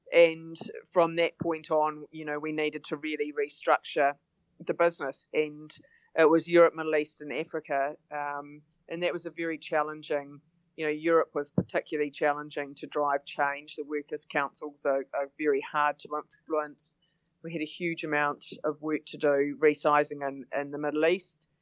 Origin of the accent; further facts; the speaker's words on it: Auckland, New Zealand; also born or lived in London; really mostly spent most of my life in Auckland. I was born here and I've lived here apart from a stint overseas when we lived in London for four and a half years